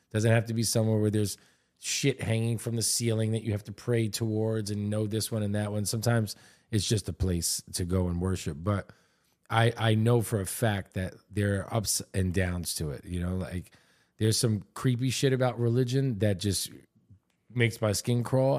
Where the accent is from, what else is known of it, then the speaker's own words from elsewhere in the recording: New York, United States; also born or lived in Miami; I'm born and raised in New York. Uh, my parents are Puerto Rican, Italian.